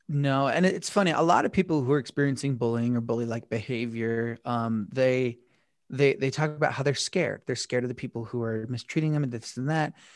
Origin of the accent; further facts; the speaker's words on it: Utah, United States; I'm from Utah, and growing up, I was from a really, really small town.